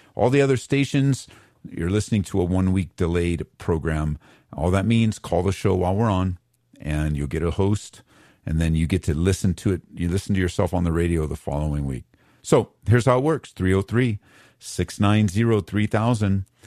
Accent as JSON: {"language": "English", "region": "Southern California", "country": "United States", "tie": "born or raised there", "moved": "as an adult", "lives_now": "Aurora, United States", "said": "I grew up in Southern Cal"}